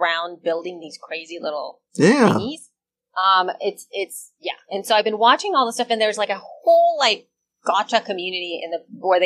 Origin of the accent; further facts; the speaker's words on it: El Salvador; moved away; I'm from El Salvador